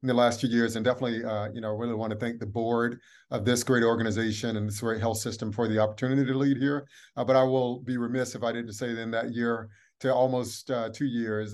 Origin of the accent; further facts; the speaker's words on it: Atlanta, Georgia, United States; I'm from Atlanta, born and raised